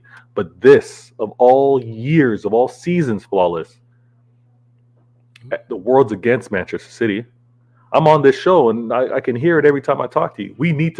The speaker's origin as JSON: {"language": "English", "country": "Canada", "said": "I'm Canadian"}